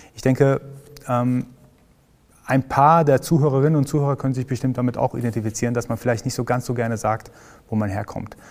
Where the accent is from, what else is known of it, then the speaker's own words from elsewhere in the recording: Iran; now in Germany; ich komme aus dem Iran